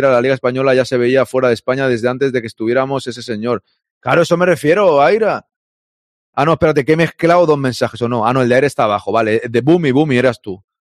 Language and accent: Spanish; Venezuela; moved away as an adult; now in Miami, United States; Yo soy de Venezuela y tengo casi seis años en Miami, en Venezuela, con DirecTV, compraba el paquete de la liga y veía los partidos.